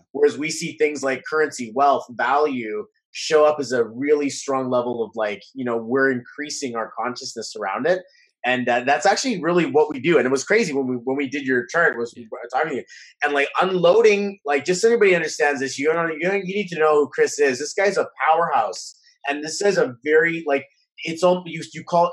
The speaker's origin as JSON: {"language": "English", "country": "Canada", "said": "we're Canadian"}